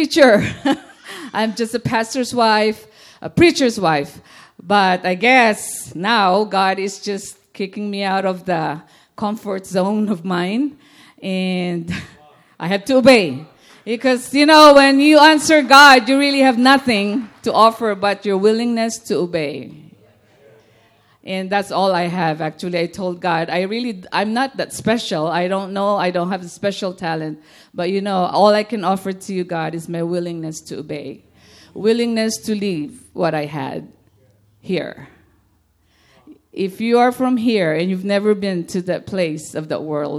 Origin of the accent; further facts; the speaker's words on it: Philippines; moved away; being a Filipino